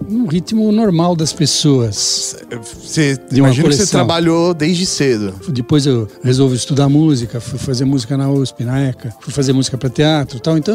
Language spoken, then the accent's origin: Portuguese; São Paulo, Brazil; São Paulo.